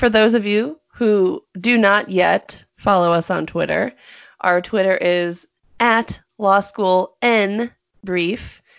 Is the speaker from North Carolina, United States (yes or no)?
yes; North Carolina, United States; Kakalaki, baby. I am from North Kakalaki, if anyone asks